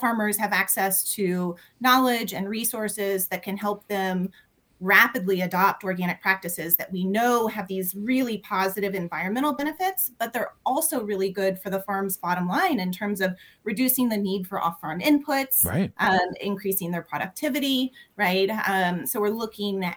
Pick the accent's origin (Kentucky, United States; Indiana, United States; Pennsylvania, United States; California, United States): Kentucky, United States; Louisville; now in Lexington, United States; I'm calling in from Lexington, Kentucky, but I'm originally from Louisville